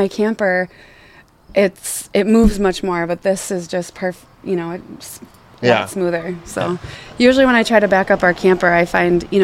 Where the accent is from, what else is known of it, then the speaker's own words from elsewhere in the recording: Coon Rapids, Minnesota, United States; I was born here in Coon Rapids.